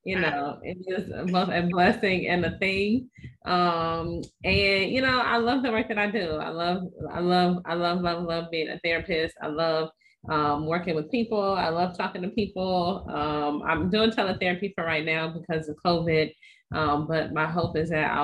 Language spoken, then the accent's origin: English; East Chicago, Indiana, United States; now in North Carolina, United States; I'm originally from East Chicago, Indiana, which is sandwiched between Chicago and Gary